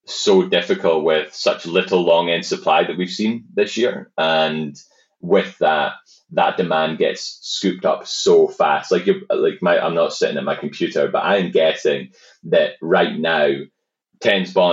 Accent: Canada; I think that uh, being a being a Canadian, there's just a lot of upside

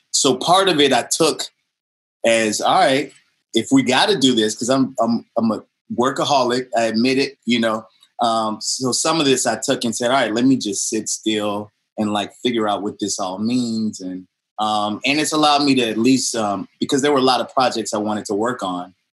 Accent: New Orleans, Louisiana, United States; I didn't want growing up in New Orleans. I didn't want to be a traditional jazz musician, right?

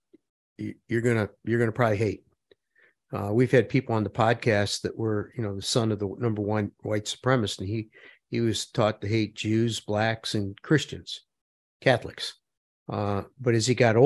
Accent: Parma, Ohio, United States; where I grew up in Parma, there was ethnic hate

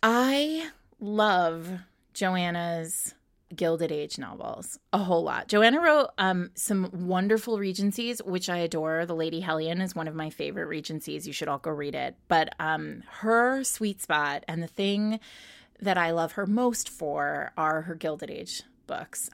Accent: Rhode Island, United States; now in New York City, United States; I grew up in Rhode Island

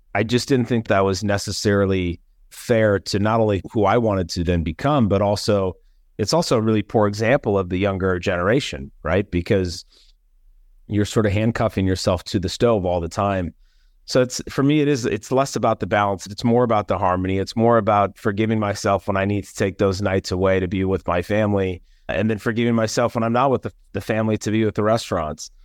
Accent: Minnesota, United States; also born or lived in Los Angeles, California; I was raised here in the Midwest

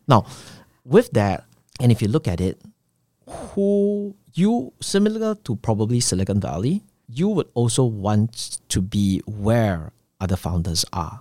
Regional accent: Singapore; I'm from Singapore

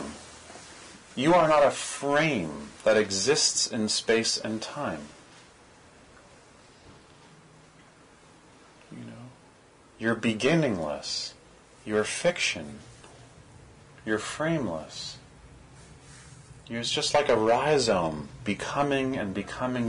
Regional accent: Toronto, Ontario, Canada; I'm from Parkdale

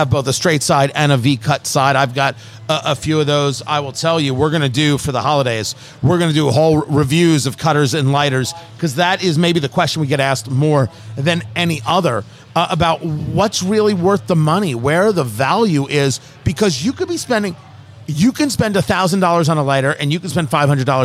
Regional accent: New Jersey, United States; I grew up in New Jersey

